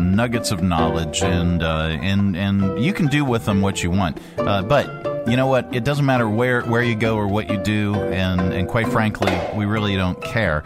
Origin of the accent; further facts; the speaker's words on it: Pennsylvania, United States; I am from Pennsylvania.